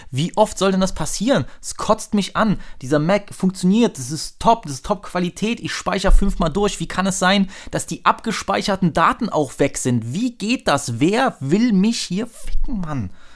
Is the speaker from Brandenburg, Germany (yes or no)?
no; Dresden, Saxony, Germany; als Dresdner